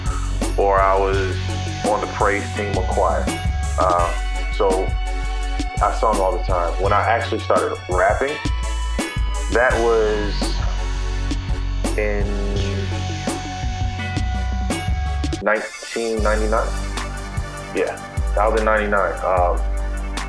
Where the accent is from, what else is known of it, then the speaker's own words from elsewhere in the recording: Fayetteville, North Carolina, United States; I'm from North Carolina, Fayetteville, North Carolina.